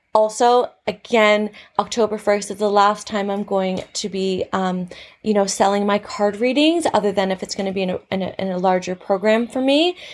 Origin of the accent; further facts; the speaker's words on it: Canada; now in Australia; I'm from Canada, living in Australia